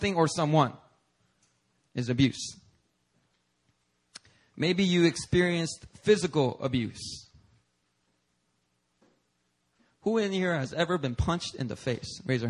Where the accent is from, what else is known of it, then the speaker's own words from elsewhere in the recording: Philadelphia, Pennsylvania, United States; English is a second language; growing up on the streets of Philadelphia